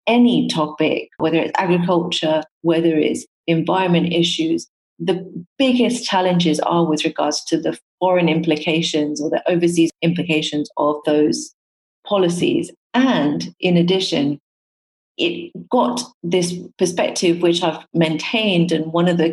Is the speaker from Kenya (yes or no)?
yes; Nairobi, Kenya; the starting point is definitely where I was born in Kenya. Being brought up in a developing country